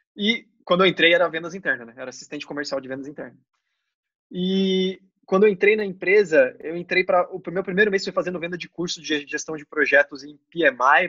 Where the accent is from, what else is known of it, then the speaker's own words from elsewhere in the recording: Joinville, Santa Catarina, Brazil; moved away as an adult; also born or lived in Londrina / São Paulo; eu nasci em Londrina, mas a minha família inteira é de São Paulo. Com 5 anos de, de, idade, eu me mudei para Joinville, que fiquei até os 20